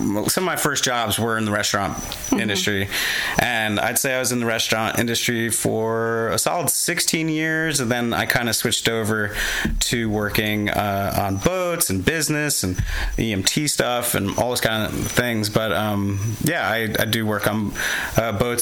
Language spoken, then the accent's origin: English; New Jersey, United States; I'm an Irish guy from New Jersey.